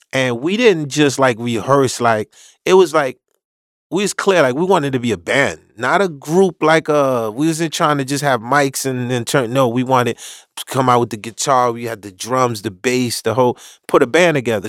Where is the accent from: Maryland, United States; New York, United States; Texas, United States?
New York, United States; New York City; also born or lived in Haiti; I'm from Marlboro Projects in Brooklyn in the late eighties